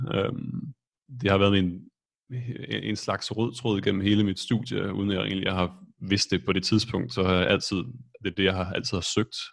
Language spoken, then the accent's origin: Danish; Esbjerg, Southern Denmark, Denmark; moved away as an adult; also born or lived in Copenhagen; now in Stockholm, Sweden; jeg er født og opvokset i Esbjerg